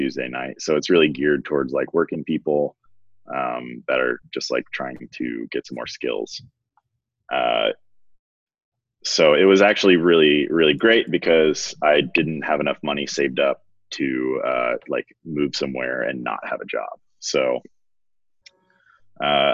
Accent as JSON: {"language": "English", "town": "Baton Rouge", "region": "Louisiana", "country": "United States", "tie": "born or raised there", "moved": "as an adult", "said": "I grew up in Baton Rouge"}